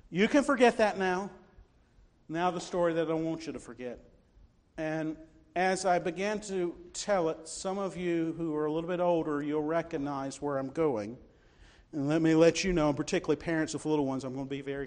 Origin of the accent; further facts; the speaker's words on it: Newnan, Georgia, United States; I grew up in Newnan, Georgia